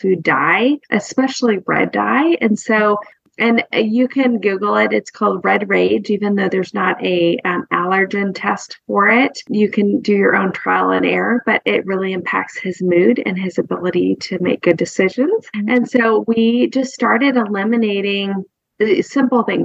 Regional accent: Ashland, Oregon, United States; moved away as an adult; now in Nashville, United States; Carrie and I know each other from growing up in Ashland, Oregon, and we've lived here in Nashville, outside of Nashville, about 20 years

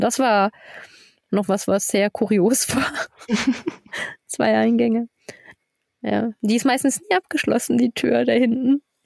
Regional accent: Germany; moved away as an adult; now in Switzerland; bei uns in Deutschland

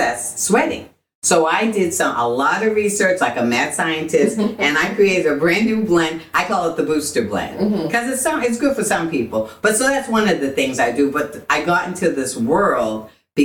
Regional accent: Boston, Massachusetts, United States; now in Texas, United States; I was born and raised in Boston

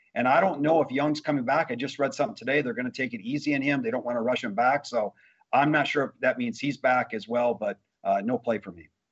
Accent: Wisconsin, United States; I grew up in Wisconsin

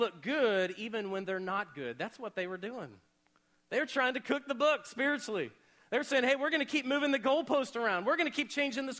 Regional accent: Oklahoma, United States; Growing up in Oklahoma

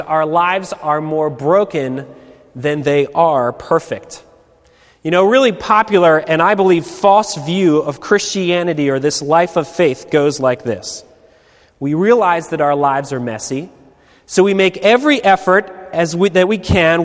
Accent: Baltimore, Maryland, United States; I'm from Baltimore.

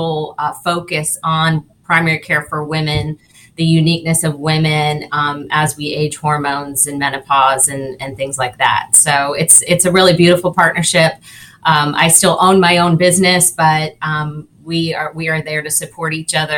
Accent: Naples, Florida, United States; also born or lived in Tallahassee, Florida; So I was born and raised here in Naples. So I was born downtown at Naples Community Hospital

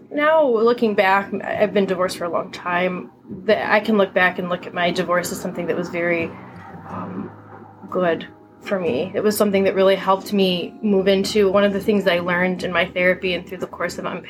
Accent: Michigan, United States; Tara and I grew up in Michigan together

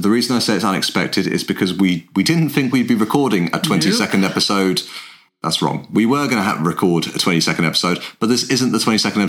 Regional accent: England, United Kingdom; We're an English guy and an Irish girl

